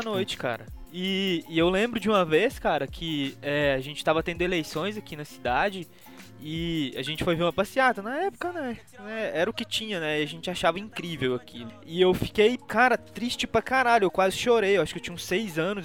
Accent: Minas Gerais, Brazil; eu sou mineiro

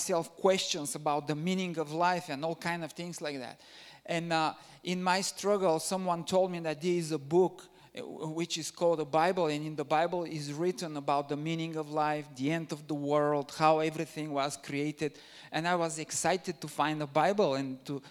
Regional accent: Bulgaria; I'm originally from Bulgaria

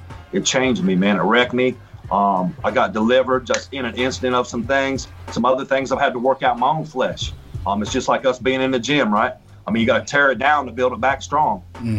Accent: Marion, United States; moved away as an adult; So Marion, originally from Marion, and ran around Marion and then bailed at about 19 and started living down south.

